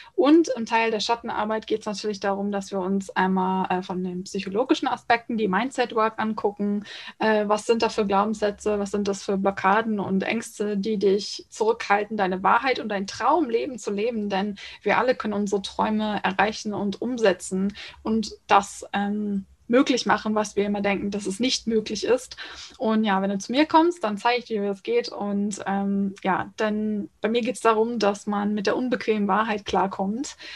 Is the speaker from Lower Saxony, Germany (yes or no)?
yes; small town in Lower Saxony near Hamburg, Germany; Ich bin genauso am Grenzposten zwischen Niedersachsen und Hamburg und ähm, ziehe mich aber immer eher zu Hamburg, weil wenn ich dann anfange erkläre, wo genau aus Niedersachsen ich komme